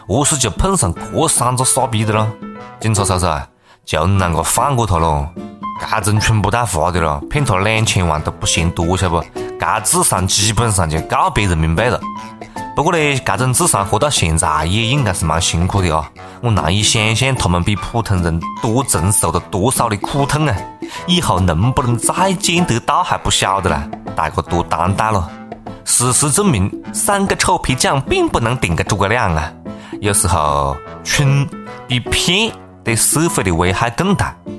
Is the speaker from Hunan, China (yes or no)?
yes; Changsha, Hunan, China; accent: Changsha dialect; 我们我们长沙话里没得碰瓷这个这个讲法